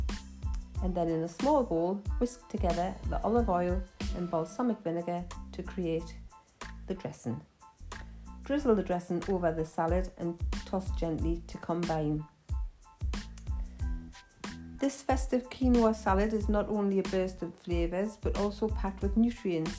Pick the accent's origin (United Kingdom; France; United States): United Kingdom; Geordie, North East England; accent: Geordie; my Geordie accent